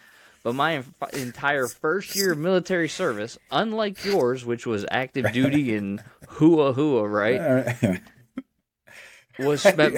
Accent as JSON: {"language": "English", "region": "Michigan", "country": "United States", "tie": "born or raised there", "lives_now": "Texas, United States", "said": "I grew up in Michigan in a pastor's home. I went away to college and then came back and worked at that church that I grew up in as the youth pastor for 3 years."}